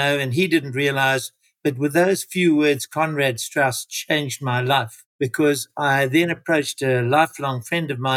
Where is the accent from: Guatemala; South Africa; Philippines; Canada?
South Africa; Durban, KwaZulu-Natal; I joined a small company in my hometown of Durban as their first ever financial manager.